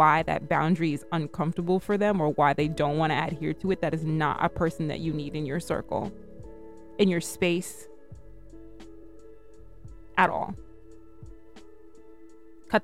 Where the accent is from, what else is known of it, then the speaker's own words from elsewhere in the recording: United Kingdom; accent: British; my British accent is coming out